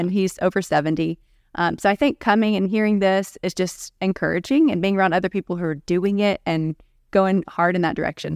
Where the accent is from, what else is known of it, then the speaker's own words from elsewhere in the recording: Gainesville, Georgia, United States; I'm from Gainesville, Georgia.